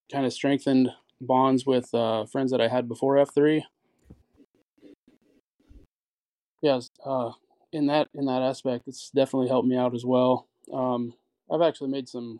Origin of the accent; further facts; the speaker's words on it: Norfolk, Nebraska, United States; moved away as an adult; now in Omaha, United States; I'm from Norfolk originally. I've moved up here probably 12 years ago now